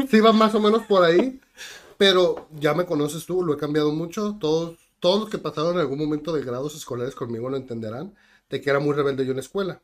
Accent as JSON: {"language": "Spanish", "town": "Tijuana", "region": "Baja California", "country": "Mexico", "tie": "born or raised there", "said": "Soy de Tijuana, ya he visitado otros lugares, pero prácticamente toda mi vida, si no es que toda mi vida estoy aquí en Tijuana."}